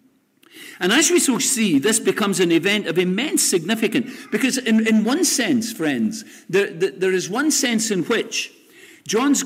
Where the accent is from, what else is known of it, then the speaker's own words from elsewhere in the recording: Lesmahagow, Scotland, United Kingdom; I grew up on Sundays, which was always called the Sabbath in my house in Les Mahago many years ago